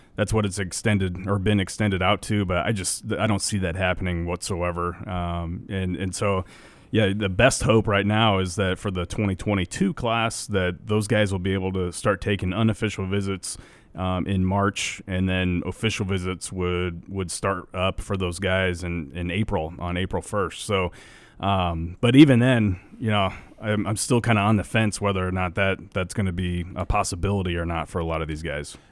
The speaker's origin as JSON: {"language": "English", "region": "Nebraska", "country": "United States", "tie": "born or raised there", "said": "we grew up in Nebraska"}